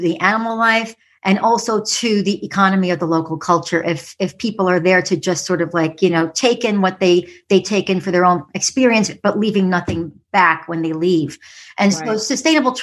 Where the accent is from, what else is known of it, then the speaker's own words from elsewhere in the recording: New York City, New York, United States; I was a city kid growing up in the Bronx in what they call the concrete jungle of New York City.